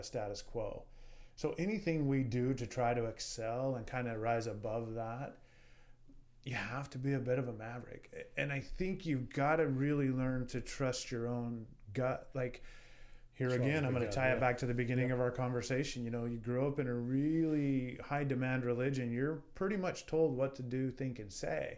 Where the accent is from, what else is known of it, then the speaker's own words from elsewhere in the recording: Wyoming, United States; I'm proud to be from the state of Wyoming.